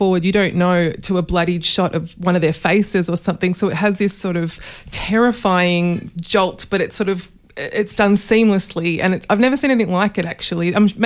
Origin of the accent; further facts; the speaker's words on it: Australia; we just celebrated being Australian